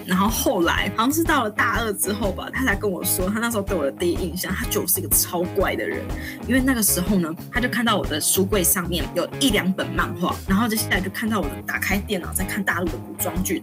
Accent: southern Taiwan, Taiwan; moved away as an adult; also born or lived in Taipei; 我是从南部来的，我又第一次上台北

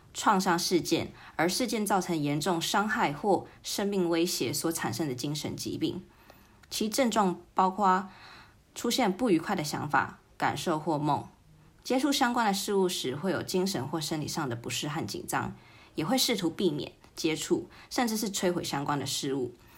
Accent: United Kingdom; moved away; 小时候在英国长大

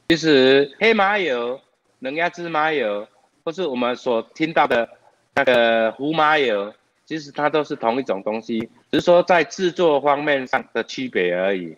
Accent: Taiwan; 我们台湾人

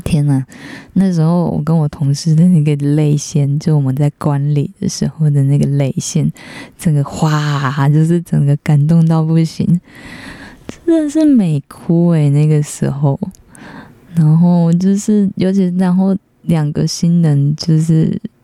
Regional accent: northern Taiwan, Taiwan; 我是北部人

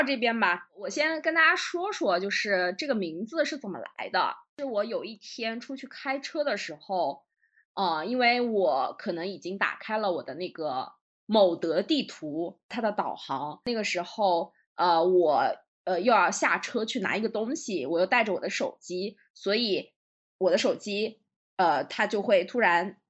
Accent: southern China, China; 我是南方人

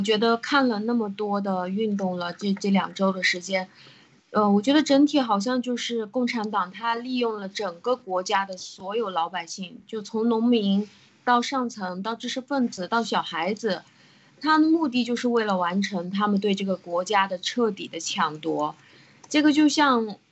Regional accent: China; 我们中国人

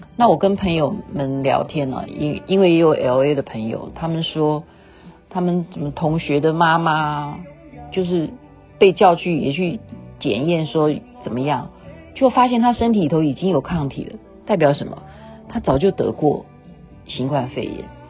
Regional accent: Taiwan; 不像我们台湾

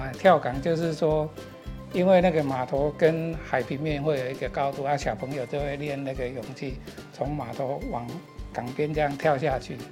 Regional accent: Hujing, Penghu County, Taiwan; also born or lived in Shili, Penghu; 我的家乡是我现在目前服务的十里国小的正对面的一个小离岛，叫湖景

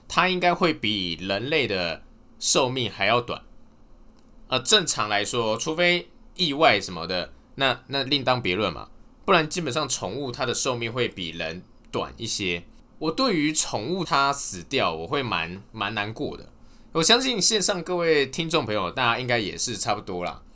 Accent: Taipei, Taiwan; moved away as an adult; also born or lived in Chiayi; 因为我是台北人啊，我台北一直到大学的时候，大学的时候是到嘉义市，呃，嘉义这边念书

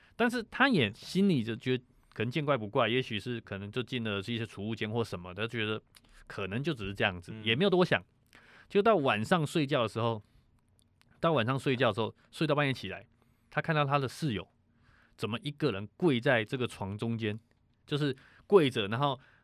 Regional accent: Taiwan; 我们台湾人

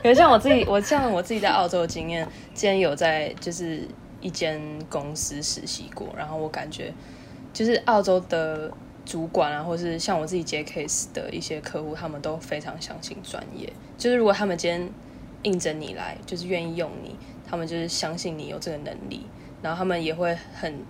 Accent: Taipei, Taiwan; also born or lived in Australia; 我呢也是台北人，前两年在澳洲读电影，

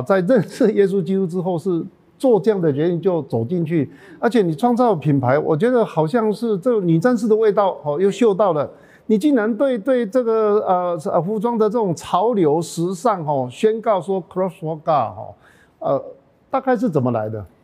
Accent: Taichung, Taiwan; 在台中来讲，我们是比较落后未开花的一区

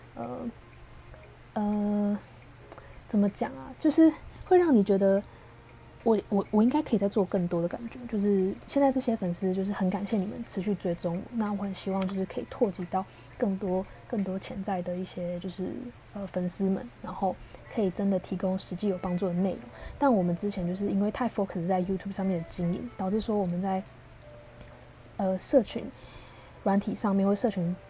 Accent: Taiwan; 我跟我是星二代嘛，那我是爸爸来自台湾，妈妈来自越南

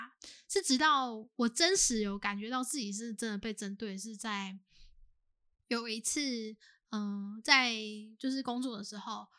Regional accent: southern Taiwan, Taiwan; 那我是在南部就是读书长大，也是都在南部打工这样。

